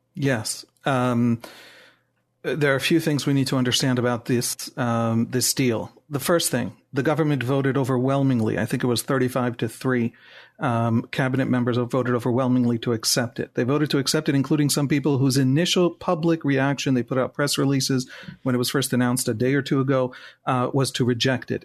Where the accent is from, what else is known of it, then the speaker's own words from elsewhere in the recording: Jerusalem, Jerusalem District, Israel; English is a second language; also born or lived in United States; I'm born and raised in Jerusalem